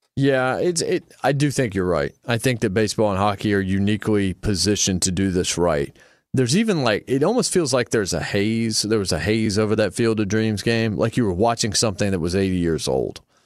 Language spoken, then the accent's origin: English; Martinsville, Virginia, United States; I grew up in Martinsville, Virginia, a very small town.